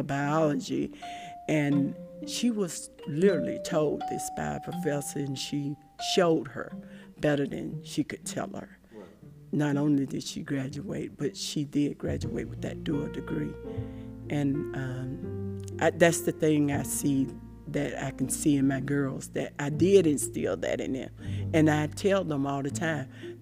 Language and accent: English; Shellman, Georgia, United States; I grew up in Randolph County, Georgia